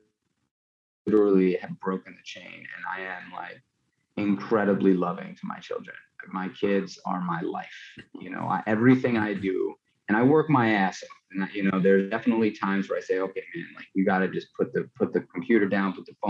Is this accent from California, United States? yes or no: no; New York City, New York, United States; I grew up in New York City